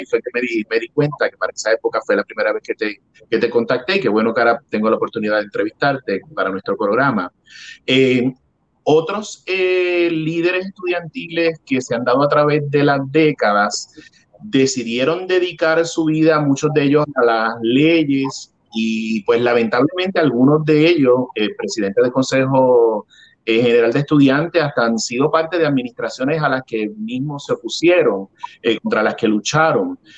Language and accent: Spanish; Puerto Rico; como puertorriqueño me incluyo